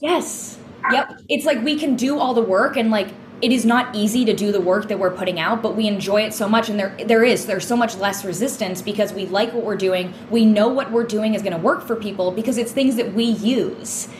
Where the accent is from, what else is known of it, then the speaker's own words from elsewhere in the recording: New England, United States; growing up in New England